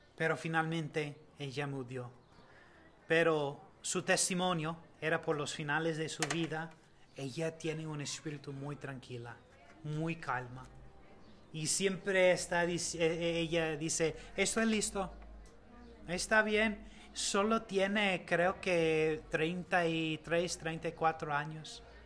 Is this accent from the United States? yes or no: yes; United States; Spanish is a second language; moved away; los dos somos ah, de Estados Unidos